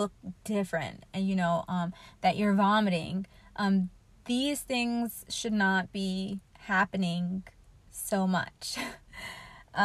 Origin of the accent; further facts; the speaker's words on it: United States; as an American